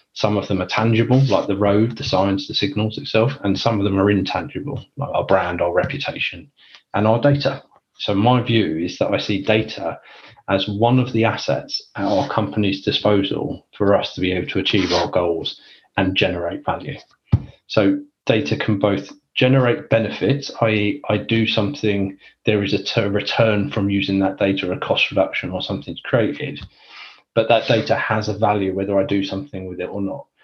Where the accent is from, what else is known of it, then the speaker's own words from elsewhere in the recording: London, United Kingdom; I'm from London or Northwest London originally.